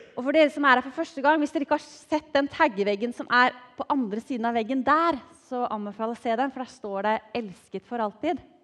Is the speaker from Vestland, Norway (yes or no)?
no; Drammen, Buskerud, Norway; er oppvokst i godbyen Drammen.